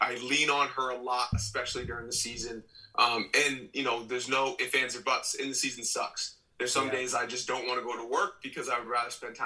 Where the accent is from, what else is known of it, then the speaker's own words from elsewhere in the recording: Maine, United States; I'm from Maine. I'm established here